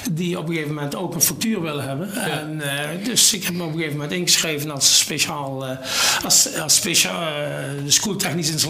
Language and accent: Dutch; Sint Hubert, North Brabant, Netherlands; Geboren en getogen in Mel? Nee, in Sint-Hubert.